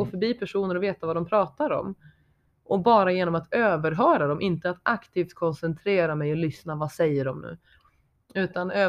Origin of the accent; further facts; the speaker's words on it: Sweden; accent: dalmål/skelleftemål/gällivaremål; Det blev dalmål, skelleftemål och gällivaremål i samma mening.